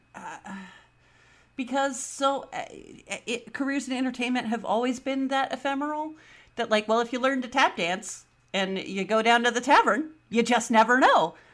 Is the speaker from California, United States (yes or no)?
yes; the Bay Area, California, United States; I'm from the Bay